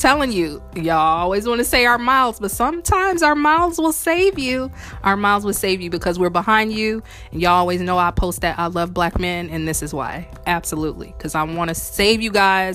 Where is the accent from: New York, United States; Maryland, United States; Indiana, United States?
Indiana, United States; now in New Orleans, United States; I'm from Indiana, and it's very noticeable with me coming to New Orleans